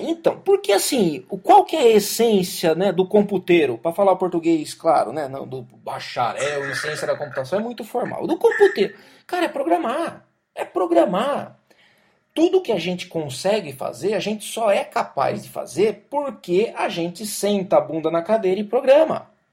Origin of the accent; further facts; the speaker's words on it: Jaú, São Paulo, Brazil; na minha cidade, lá em Jaú. Minha mãe trabalhava numa escola